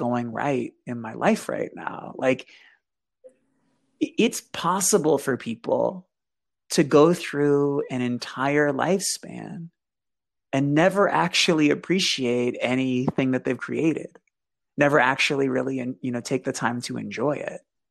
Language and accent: English; Boston, Massachusetts, United States; So I grew up in Boston.